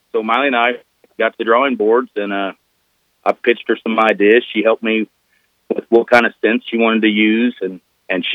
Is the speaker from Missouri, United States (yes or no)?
yes; Southeast Missouri, United States; I'm from Southeast Missouri